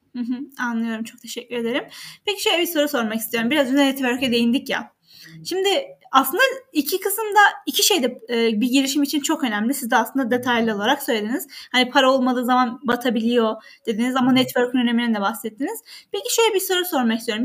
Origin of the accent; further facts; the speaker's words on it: Kahramanmaraş, Turkey; moved away; ben de Kahramanmaraşlıyım ve bir köyünden geldim.